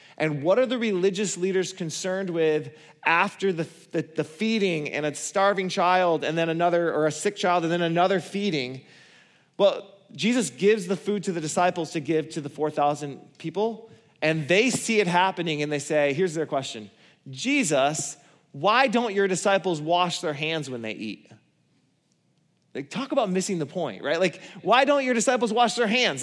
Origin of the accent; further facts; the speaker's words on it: Borculo, Michigan, United States; I come from Borgulo.